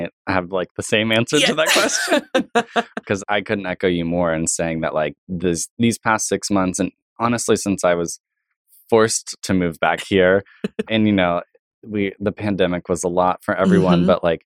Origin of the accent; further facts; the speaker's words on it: Tulsa, Oklahoma, United States; it was where my family's from and my home